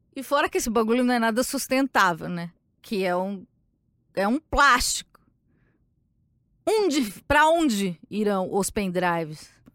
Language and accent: Portuguese; São Paulo, Brazil; Eu sou de São Paulo